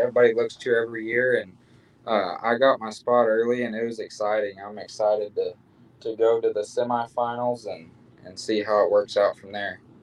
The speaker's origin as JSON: {"language": "English", "town": "Carthage", "region": "Missouri", "country": "United States", "tie": "born or raised there", "moved": "as an adult", "lives_now": "Stephenville, United States", "said": "I grew up in Missouri"}